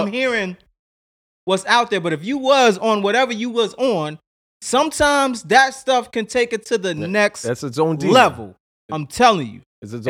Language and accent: English; Chicago, Illinois, United States; And so, you know, for me, growing up on the South Side of Chicago as well, along with the West Side